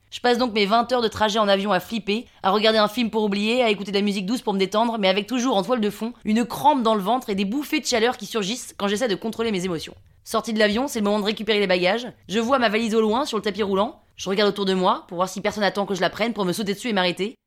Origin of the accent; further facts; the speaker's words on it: Paris, Île-de-France, France; 35 hein. ans, parisienne